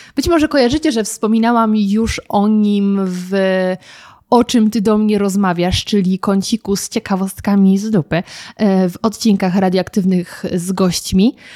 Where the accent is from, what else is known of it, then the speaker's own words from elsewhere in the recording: German-Czech border area, Lower Silesian Voivodeship, Poland; moved away as an adult; now in Warsaw, Poland; kiedy mieszkałam jeszcze w moich rodzinnych stronach, to od nas do Lublina jest kawał drogi, ponieważ ja mieszkam, pochodzę z granicy niemiecko-czeskiej